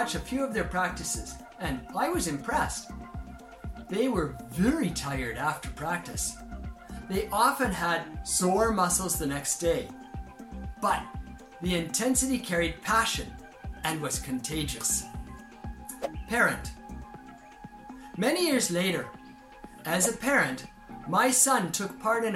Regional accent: Canada; now in Japan; growing up in Canada

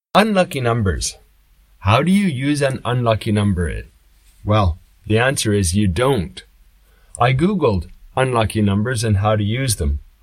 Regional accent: Canada; now in Japan; I come from Canada

